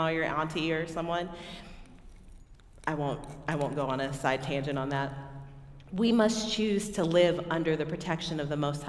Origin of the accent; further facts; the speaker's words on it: Texas, United States; I'm from Texas, or I claim Texas